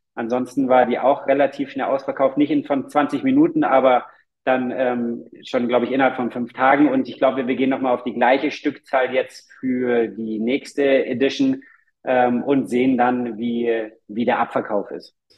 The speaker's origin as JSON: {"language": "German", "town": "Munich", "region": "Bavaria", "country": "Germany", "said": "Wir, wir kommen aus München"}